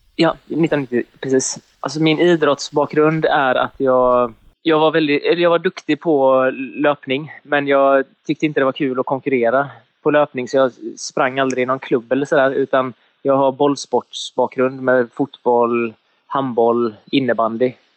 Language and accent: Swedish; Sweden; now in Gothenburg, Sweden; jag kommer ifrån en liten, liten by på bara ja, vad kan det vara, 7000 invånare eller någonting. Och sen så har jag ju flyttat härifrån och flyttat till Göteborg